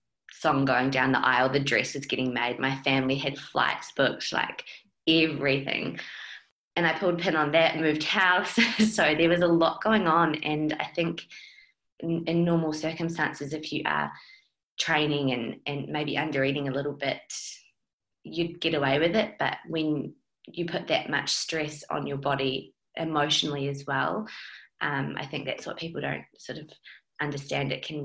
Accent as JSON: {"language": "English", "country": "New Zealand", "accent": "mixed", "lives_now": "Australia", "said": "because I'm a Kiwi. So I've been in Australia for 10 years, so I've got a bit of a mixed accent"}